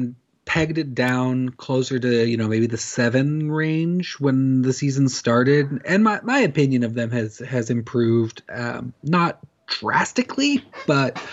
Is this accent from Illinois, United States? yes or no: no; Corvallis, Oregon, United States; I'm from Corvallis.